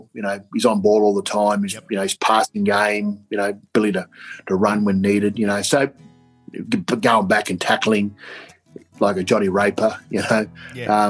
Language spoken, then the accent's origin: English; Queensland, Australia; moved away as an adult; also born or lived in Canberra; being a Queenslander